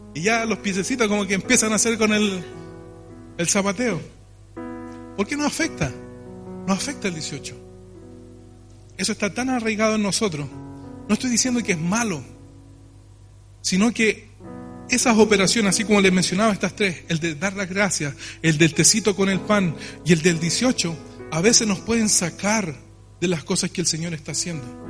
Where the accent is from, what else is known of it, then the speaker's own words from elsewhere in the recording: Chile; nosotros tenemos como chilenos